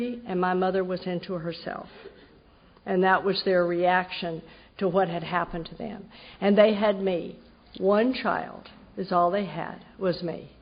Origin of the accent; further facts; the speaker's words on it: Texas, United States; now in Jacksonville, United States; I grew up in Texas.